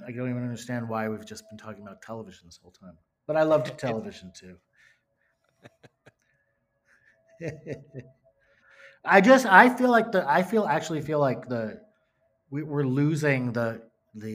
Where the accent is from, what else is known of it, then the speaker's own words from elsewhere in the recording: Closter, New Jersey, United States; I grew up in northern New Jersey, in Bergen County, in a town called Closter